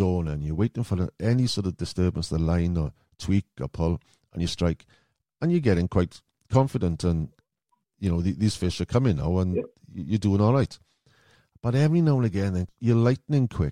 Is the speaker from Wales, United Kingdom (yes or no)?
yes; Welsh, Wales, United Kingdom; being as Welsh